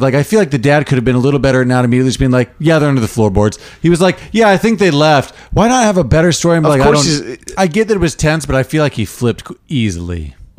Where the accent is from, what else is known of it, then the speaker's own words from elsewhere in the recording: Canada; hey everyone, I'm Canadian.